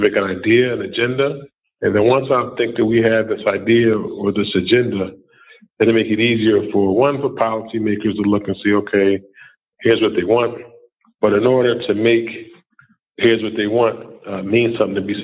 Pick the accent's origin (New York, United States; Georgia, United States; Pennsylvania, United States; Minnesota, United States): Pennsylvania, United States; Philadelphia; I was born and raised in Philadelphia